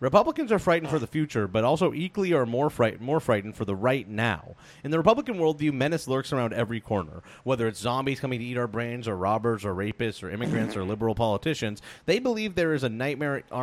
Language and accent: English; New Jersey, United States; I explained to Megan that growing up in New Jersey, I never fired a gun.